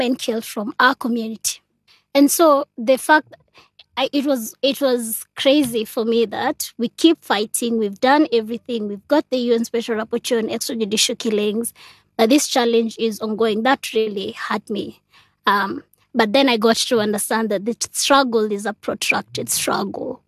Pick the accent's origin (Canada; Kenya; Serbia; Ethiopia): Kenya; Nairobi; I also grew up in Madare